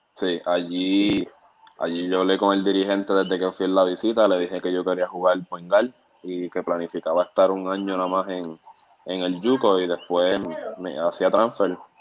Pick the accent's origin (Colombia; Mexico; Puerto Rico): Puerto Rico; also born or lived in San Juan, Puerto Rico / Caguas, Puerto Rico; nací en, San Juan, este, me crié en Maguabo